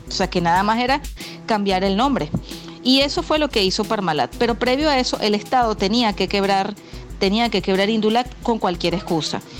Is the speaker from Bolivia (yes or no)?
no; Venezuela; teníamos una fisionomía como venezolanos